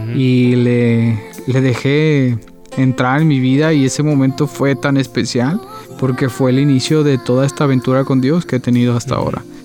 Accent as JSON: {"language": "Spanish", "town": "Guadalajara", "region": "Jalisco", "country": "Mexico", "tie": "born or raised there", "also_born_or_lived": "Paraguay", "said": "Yo soy mexicano, nací en la ciudad de Guadalajara, Jalisco, es la segunda ciudad más grande de México, aproximadamente 7 millones de habitantes. Ahí fue donde crecí"}